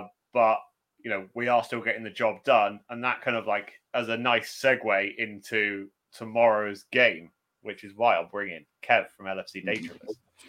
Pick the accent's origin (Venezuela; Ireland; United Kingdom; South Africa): United Kingdom; near Forest Green, Gloucestershire, South West England; Not far from my hometown, Forest Green.